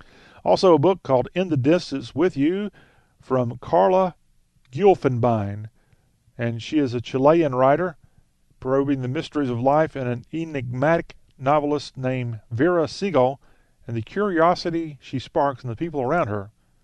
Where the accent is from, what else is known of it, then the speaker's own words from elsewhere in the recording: near North, Orangeburg County, South Carolina, United States; there's actually a town about 20 miles from where I grew up, and it's where my uncle lived and died. And it's called North South Carolina.